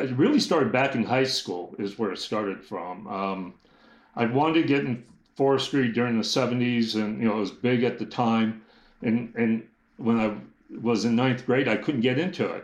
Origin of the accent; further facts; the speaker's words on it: Los Angeles, California, United States; I grew up in the north part of San Fernando Valley, believe it or not, in California, which you would never thought in part of L.A.